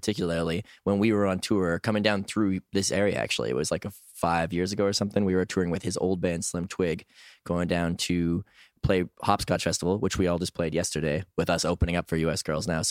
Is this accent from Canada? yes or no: yes; Edmonton, Alberta, Canada; also born or lived in Toronto, Canada; now in Montreal, Canada; that's where I live these days. I'm originally from Edmonton, Alberta